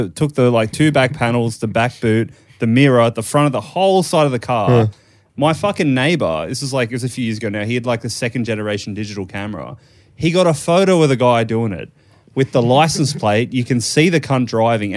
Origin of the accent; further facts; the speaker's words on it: Ireland; now in Sydney, Australia; I'm Irish.